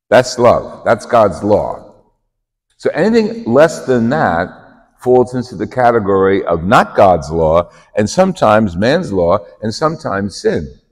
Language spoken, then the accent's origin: English; New Jersey, United States; Jersey, and you know, like like you couldn't tell from my accent.